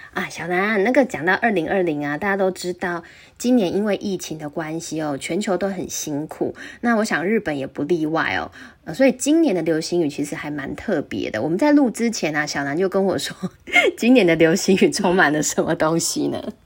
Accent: Taiwan; 我们台湾这边

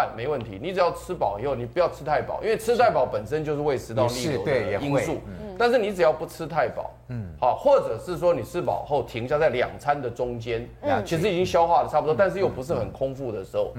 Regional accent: Taiwan; 但是呢，你它很奇怪的是，我们台湾人，比如说吃香肠配大蒜

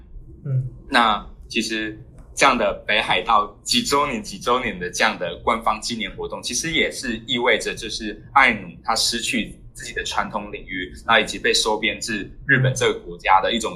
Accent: Taiwan; now in Japan; 然后并并时时的去警惕自己是否又带着就是从台湾带来的有色眼镜来看。

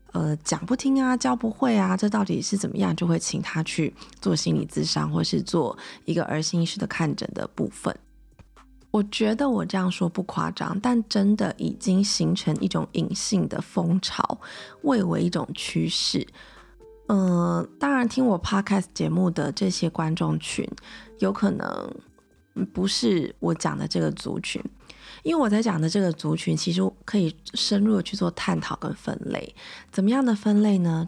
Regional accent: Taiwan; 我是土生土长地在台湾念书，我完全没有出国念书

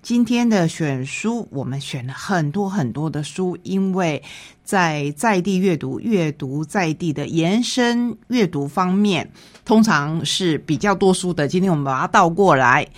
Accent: Taitung County, Taiwan; 这一本绘本也是我们台东人的作品，

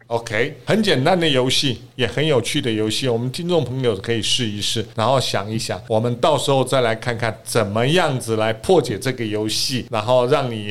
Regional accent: Taiwan; 我们台湾人

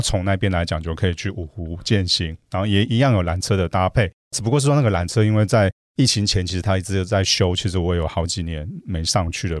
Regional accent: Taiwan; 我们很可爱的台湾人也在那边创造出一个台湾的奇迹

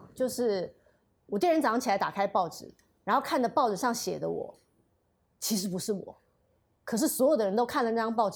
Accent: Taiwan; 我跟我妹妹，我跟我妹妹住台湾。

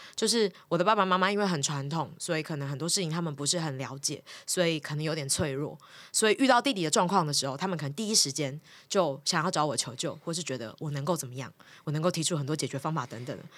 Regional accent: Miaoli County, Taiwan; moved away; also born or lived in Taipei; 然后我很早就离开家到台北念书了，我是苗栗人

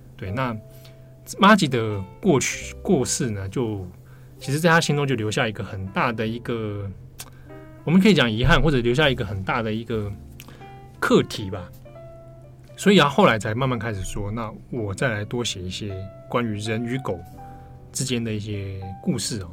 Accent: Taipei, Taiwan; 我小时候住在北投啦， 北投很山区的地方

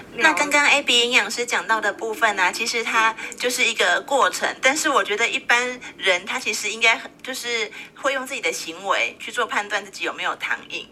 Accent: Taiwan; 我们台湾人的话，每年呢，我们会吃掉六十万公吨的糖

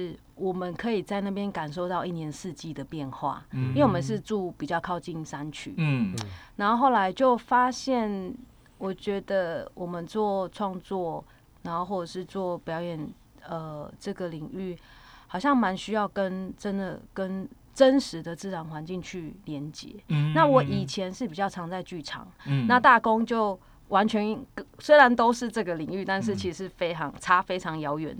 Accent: Kaohsiung, Taiwan; also born or lived in Sanxia; 我是高雄人

